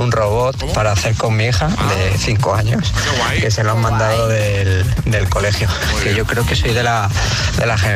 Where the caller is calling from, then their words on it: Madrid, Community of Madrid, Spain; Soy … de Madrid.